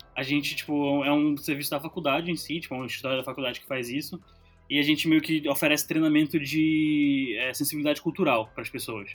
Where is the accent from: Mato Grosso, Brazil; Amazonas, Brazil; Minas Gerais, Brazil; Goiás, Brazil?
Amazonas, Brazil; Manaus; moved away; eu cresci em Manaus